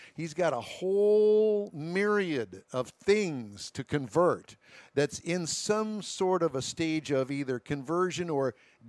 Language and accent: English; Houston, Texas, United States; I grew up in the Houston, Texas area